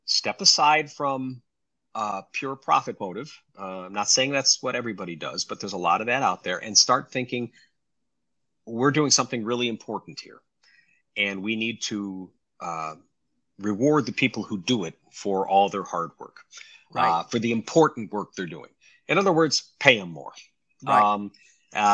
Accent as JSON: {"language": "English", "town": "Rochester", "region": "New York", "country": "United States", "tie": "born or raised there", "said": "It was my hometown"}